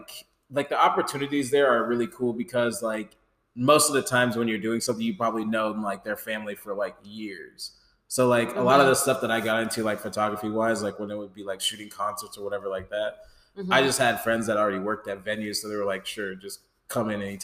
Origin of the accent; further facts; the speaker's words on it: Nebraska, United States; moved away; I'm from Nebraska. I'm from the 402.